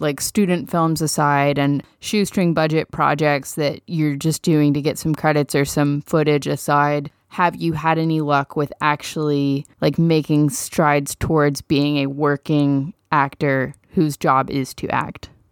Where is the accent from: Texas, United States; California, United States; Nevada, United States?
Texas, United States; Dallas; moved away; I'm from Dallas.